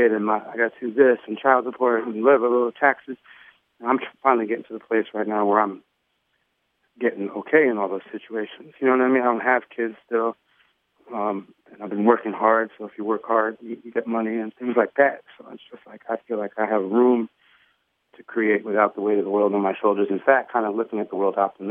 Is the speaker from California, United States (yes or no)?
yes; Los Angeles, California, United States; growing up in Hollywood, seeing a lot of people famous, being around famous kids